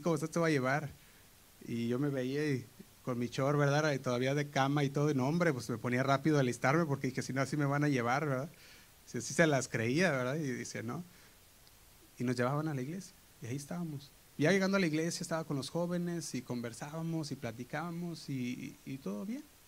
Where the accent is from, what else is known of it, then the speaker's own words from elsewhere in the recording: Guadalajara, Jalisco, Mexico; moved away; nosotros ah, venimos de Guadalajara y íbamos a la iglesia Casa Oración Guadalajara. Y el grupo de jóvenes que estábamos ahí